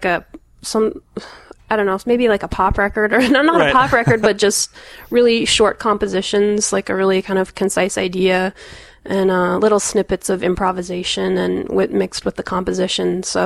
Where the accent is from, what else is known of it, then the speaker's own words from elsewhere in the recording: Calgary, Alberta, Canada; I grew up in Calgary in Canada